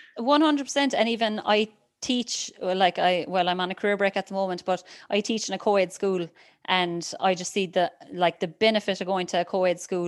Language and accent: English; Rockchapel, Munster, Ireland; moved away as an adult; now in Australia; how proud I was to be from Rochechapel